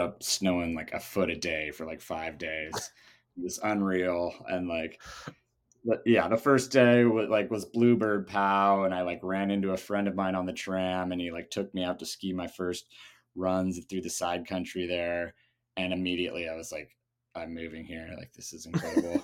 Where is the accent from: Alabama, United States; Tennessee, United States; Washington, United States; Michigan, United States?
Washington, United States; Seattle; also born or lived in Germany; I'm originally from, uh, Seattle, Well, I was born in Germany, but only for the first two years of my life, uh, to American parents